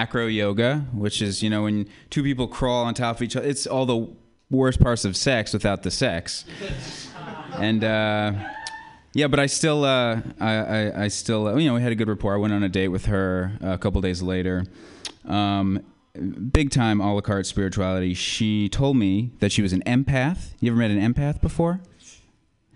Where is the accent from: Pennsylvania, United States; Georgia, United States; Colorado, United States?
Colorado, United States; now in San Francisco, United States; I come from Colorado. We invented mass shootings. First school shooting, Columbine, you know. Really religious place, Colorado. I was raised really religious. And then I came here